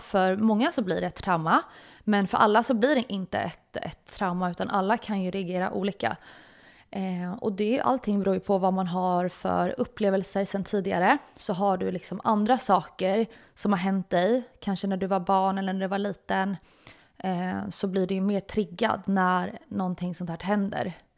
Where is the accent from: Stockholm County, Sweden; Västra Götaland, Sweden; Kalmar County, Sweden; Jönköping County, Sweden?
Stockholm County, Sweden; Stockholm; jag är uppväxt i, i en, en närförort som heter Hägersten